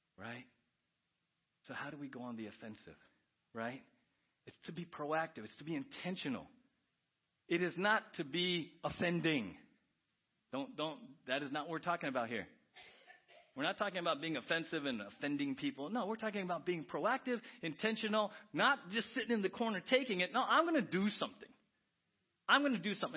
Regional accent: San Diego, California, United States; I grew up in San Diego as a Padre fan

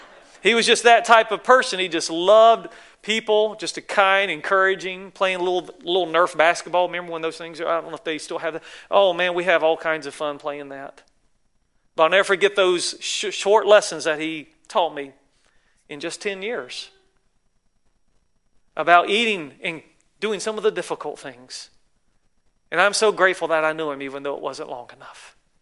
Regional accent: the South, United States; you can tell I'm from the South, right?

